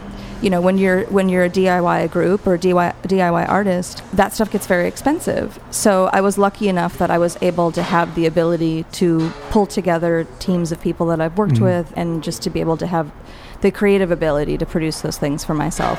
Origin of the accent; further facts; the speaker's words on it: Wisconsin, United States; also born or lived in New York / San Francisco; now in Los Angeles, United States; Yeah, I'm from Wisconsin.